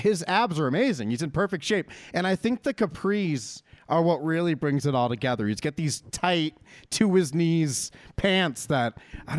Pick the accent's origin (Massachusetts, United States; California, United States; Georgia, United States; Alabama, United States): Massachusetts, United States; Boston; also born or lived in Abington; Boston, my hometown